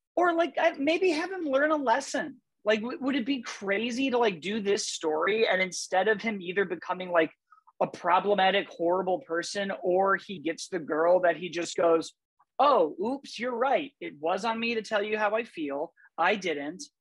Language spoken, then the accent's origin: English; Glenview, Illinois, United States; I grew up in Glenview, Illinois